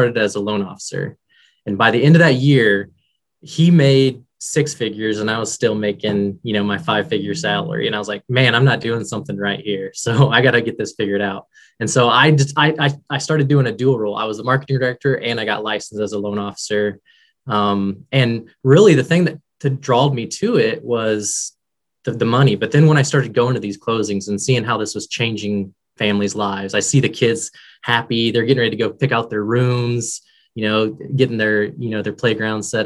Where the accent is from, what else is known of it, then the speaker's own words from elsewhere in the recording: Kansas City, United States; also born or lived in Texas; now in Wichita, United States; So I'm actually in Wichita, Kansas, but I grew up in Kansas City